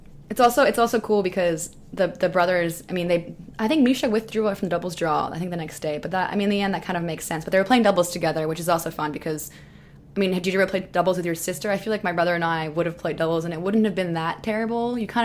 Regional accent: Canada; also born or lived in Florida, United States; she was also born in Serbia like me and then grew up in a different country. She grew up in Germany and I grew up in Canada and Florida.

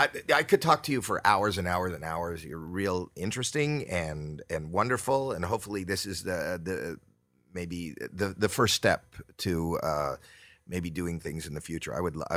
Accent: Canada; Right, because I come from Canada. There's London, Ontario

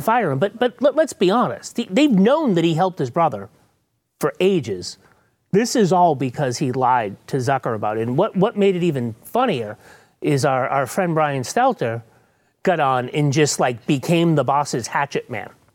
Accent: New England, United States; now in Texas, United States; I'm from New England

